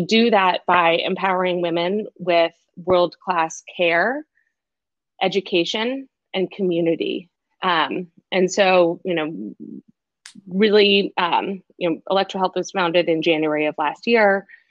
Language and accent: English; Boston, Massachusetts, United States; moved away as an adult; also born or lived in China / New York; I am originally from Boston